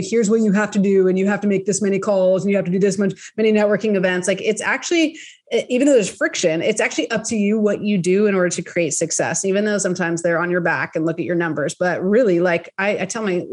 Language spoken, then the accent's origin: English; Bay Area, California, United States; I'm from the Bay Area